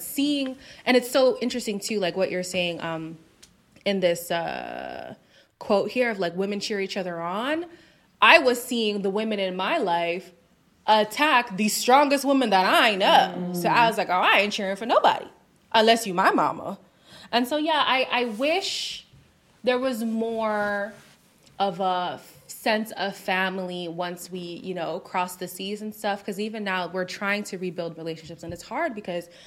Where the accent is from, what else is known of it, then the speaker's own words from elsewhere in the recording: Zimbabwe; moved away; also born or lived in North America; I am an immigrant from Zimbabwe